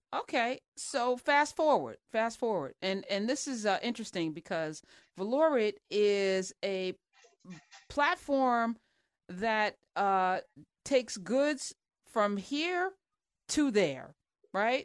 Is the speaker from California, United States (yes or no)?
no; New Jersey, United States; I'm from Jersey